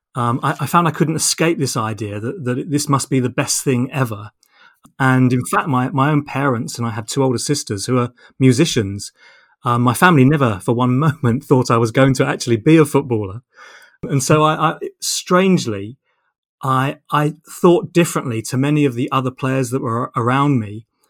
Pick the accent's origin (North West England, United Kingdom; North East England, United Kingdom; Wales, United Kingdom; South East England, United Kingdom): South East England, United Kingdom; Portsmouth; I grew up in Portsmouth.